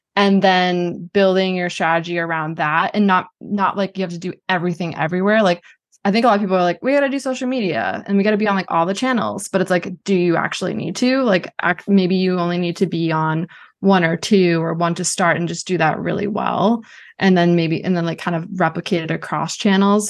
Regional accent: Boston, Massachusetts, United States; also born or lived in New Hampshire; I grew up in Boston, went to University of New Hampshire

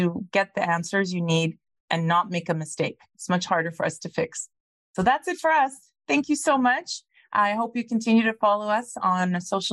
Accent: Ghana; now in Calgary, Canada; I'm from Ghana originally, from Africa

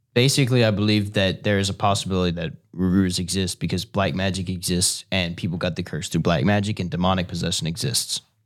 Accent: Cajun, Louisiana, United States; I'm Cajun

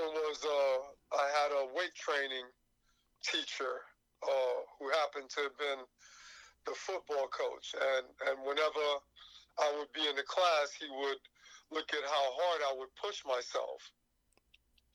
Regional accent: New York City, New York, United States; also born or lived in Haiti; I came to this country in 1968, which is New York City. Originally lived in Brooklyn for about 5 years and moved to Queens. And I've lived in Queens ever since

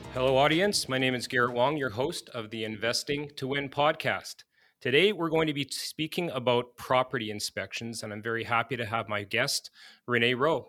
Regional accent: Manitoba, Canada; I've born and raised in Manitoba

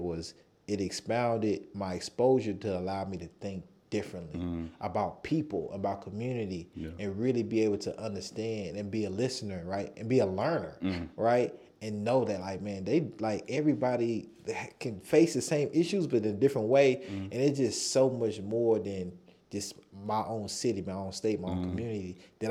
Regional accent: North Carolina, United States; moved away; also born or lived in Costa Rica; And I'm from North Carolina.

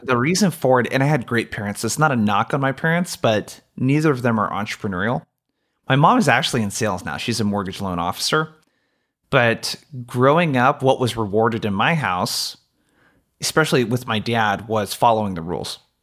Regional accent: Brookings, Oregon, United States; I traveled two and a half hours home from college to my hometown of Brookings, Oregon

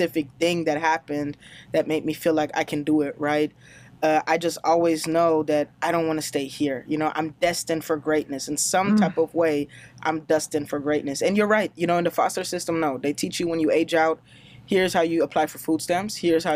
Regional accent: Germany; English is a second language; moved away as an adult; now in United States; I grew up in Germany, so I'm German, even though it doesn't look like it and doesn't sound like it

